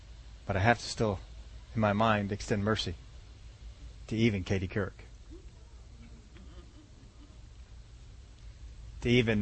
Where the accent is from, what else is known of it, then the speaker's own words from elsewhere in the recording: Philadelphia, Pennsylvania, United States; I was from Philadelphia